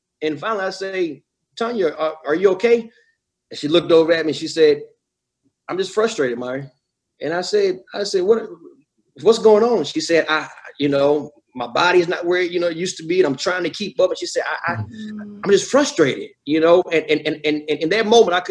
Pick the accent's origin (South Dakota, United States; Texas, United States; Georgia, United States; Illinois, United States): Georgia, United States; I'm from Georgia, you know, so we eat, you know, I grew up, my grandparents would eat chitlins and pig feet